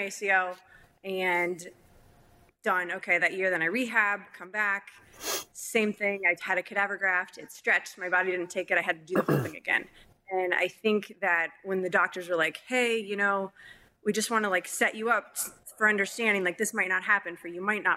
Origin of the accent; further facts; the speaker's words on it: Minnesota, United States; moved away as an adult; also born or lived in California; I'm from Minnesota. I was in California. I'm really far away from my family